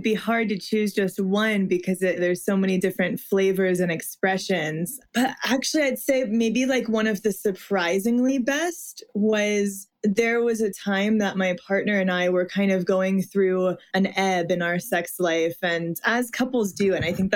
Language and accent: English; Midwest, United States; I was raised in the Midwest, Catholic